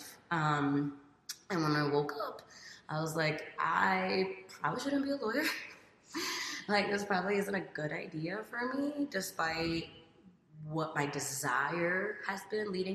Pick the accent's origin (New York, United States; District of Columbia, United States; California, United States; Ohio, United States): New York, United States; New York City; I grew up in New York City, all over different neighborhoods